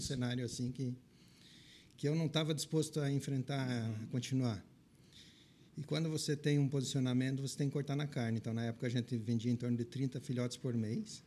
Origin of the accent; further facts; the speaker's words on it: Verê, Paraná, Brazil; accent: Paraná; moved away; also born or lived in Pelotas, Rio Grande do Sul / United States / Grão-Pará, Santa Catarina; Eu e meus irmãos nascemos no Paraná.